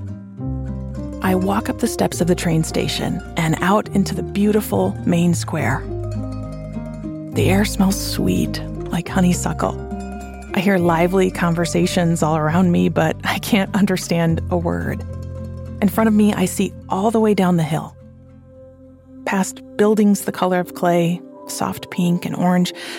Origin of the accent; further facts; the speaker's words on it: Flint, Michigan, United States; also born or lived in Salerno, Italy; I'm proud that I'm from Flint